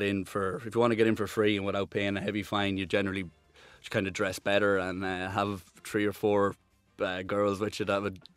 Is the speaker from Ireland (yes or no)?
yes; Ireland; kind of just knew you as the Irish guy.